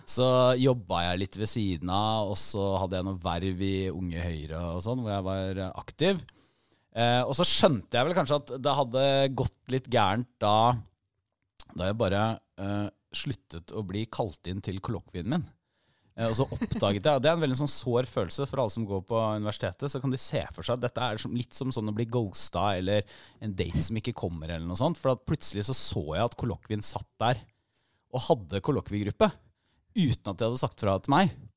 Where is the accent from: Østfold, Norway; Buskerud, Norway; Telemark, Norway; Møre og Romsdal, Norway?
Telemark, Norway; Porsgrunn; moved away; Jeg er jo fra Porsgrunn